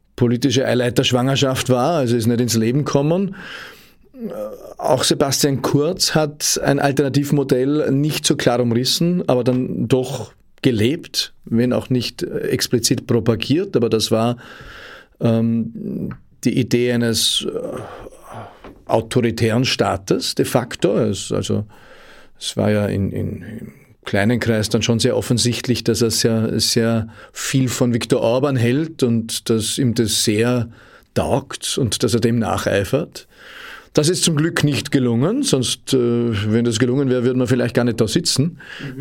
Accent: Austria

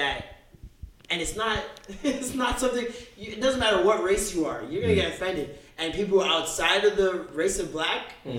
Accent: Jamaica; You can't name one person in your family that doesn't have a problematic view on women. We're Jamaican.

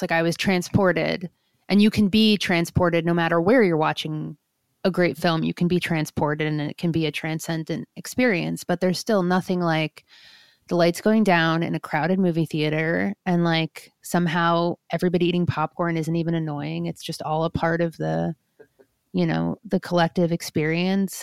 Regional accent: New York, United States; I grew up in New York, too

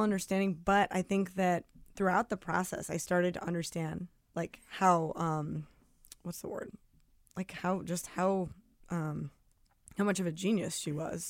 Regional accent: New Jersey, United States; also born or lived in Brooklyn, New York; I was born in Brooklyn, raised outside the city in Jersey, but, like, a half hour

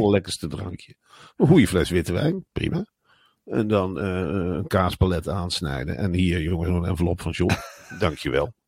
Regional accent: Netherlands; Als Nederlander

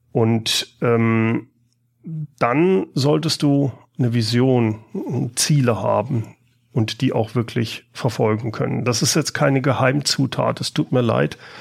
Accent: Siegen, North Rhine-Westphalia, Germany; moved away as an adult; also born or lived in Karlsruhe; now in Aachen, Germany; ich bin in Karlsruhe geboren, habe dann in Siegen ah. gelebt und bin seit dem Studium in Aachen

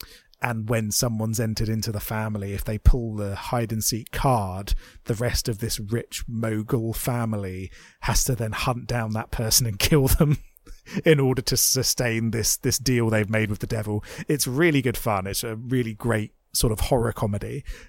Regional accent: United Kingdom; And you know what? I'm a Brit. I believe in the royal family.

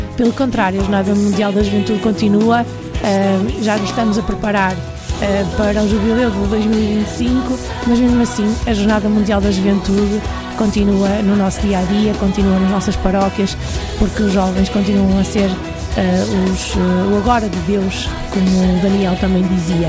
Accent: Diocese of Porto, Porto District, Portugal; é a mesma paróquia de onde eu sou, também aqui na Diocese do Porto

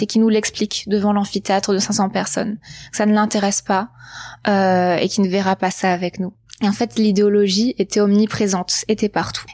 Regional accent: Var, Provence-Alpes-Côte d'Azur, France; j'ai grandi dans le Var, dans le sud de la France

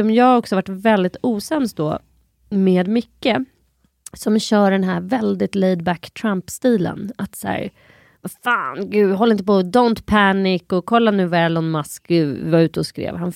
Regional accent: Sweden; Jag är typ ett svensk, har bott här hela mitt liv, två, jag är inte förkyld.

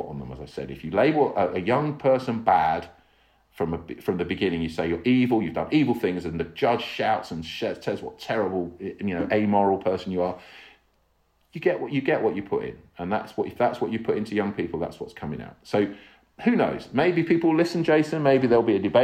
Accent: England, United Kingdom; I'm an English guy

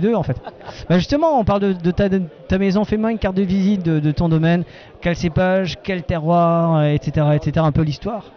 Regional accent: Alsace, Grand Est, France; on est des bons vivants, on est alsaciens, on est français

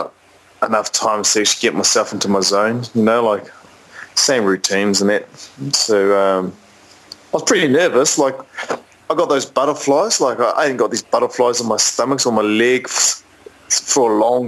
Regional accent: Christchurch, Canterbury, New Zealand; also born or lived in Auckland; I'm originally from Christchurch. My parents moved up to Auckland

